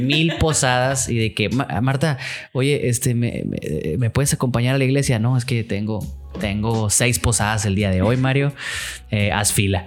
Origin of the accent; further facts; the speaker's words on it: Mexico; nosotros que somos mexicanos